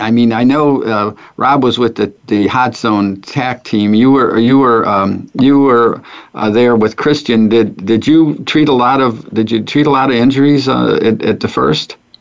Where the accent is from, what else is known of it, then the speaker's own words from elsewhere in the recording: St. Louis, Missouri, United States; also born or lived in Ferguson, Missouri; I grew up in North St. Louis, which was uh, at that time uh, it was uh, it was ghetto area, and then um, my family moved from North St. Louis to Ferguson